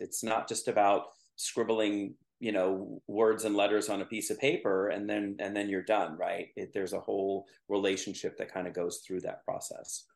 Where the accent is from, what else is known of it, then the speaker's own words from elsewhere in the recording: Mid-Peninsula, California, United States; I grew up on the Mid Peninsula